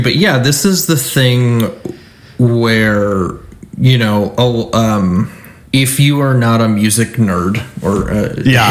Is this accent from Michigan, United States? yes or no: yes; Michigan, United States; I'm from Michigan